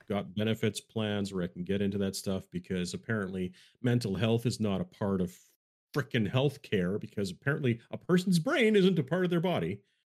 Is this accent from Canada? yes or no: yes; Canada; I'm Canadian